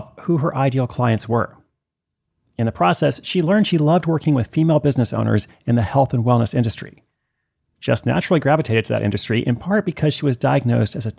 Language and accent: English; Portland, Oregon, United States; I wrote a travel column for the Oregonian. That's my hometown paper in Portland